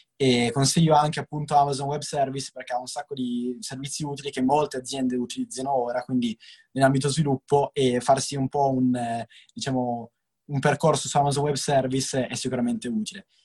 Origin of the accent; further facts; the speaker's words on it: Novara, Piedmont, Italy; io sono di Novara